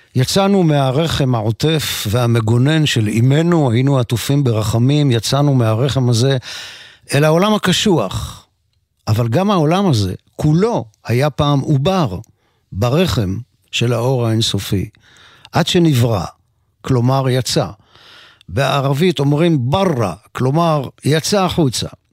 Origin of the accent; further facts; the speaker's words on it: Mekor Baruch, Jerusalem District, Israel; בקומה השנייה של הבית בו נולדתי בשכונת מקור ברוך. אני בן חמש עשרה